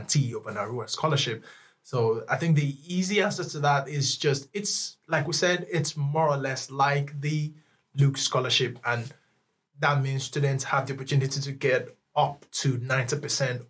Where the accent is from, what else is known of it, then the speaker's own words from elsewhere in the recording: Nigeria; now in Lund, Sweden; I'm Nigerian